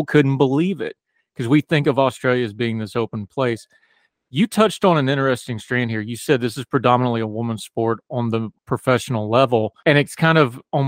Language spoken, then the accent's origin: English; West Virginia, United States; I'm from West Virginia